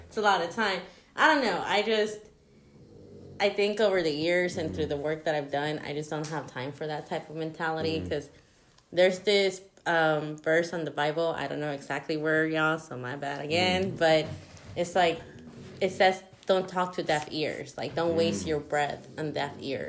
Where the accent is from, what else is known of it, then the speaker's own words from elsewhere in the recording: Kansas City, Missouri, United States; also born or lived in Guatemala; But I was brought to the U.S., raised here. And there was a lot of Mexican influence. Mm. It was just, that's the culture that's around here, KC